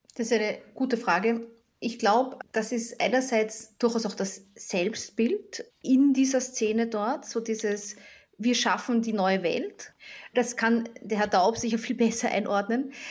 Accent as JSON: {"language": "German", "country": "Austria", "said": "ich bin ja Österreicherin"}